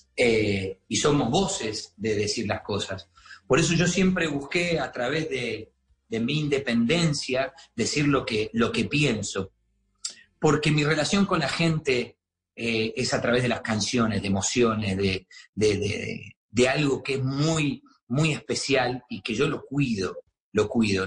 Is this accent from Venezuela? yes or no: no; Argentina; now in Miami, United States